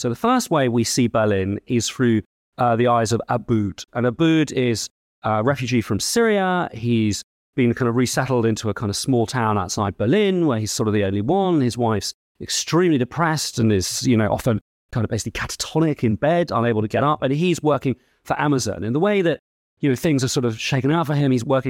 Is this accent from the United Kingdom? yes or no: yes; United Kingdom; I suppose I'm British and Jewish.